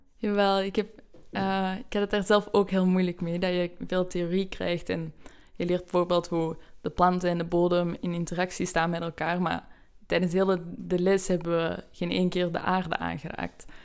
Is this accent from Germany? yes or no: no; Belgium; moved away as an adult; now in Amsterdam, Netherlands; Ik kom uit België